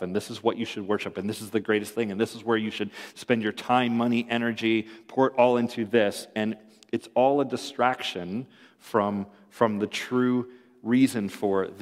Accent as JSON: {"language": "English", "town": "Ann Arbor", "region": "Michigan", "country": "United States", "tie": "born or raised there", "said": "I was born in Ann Arbor"}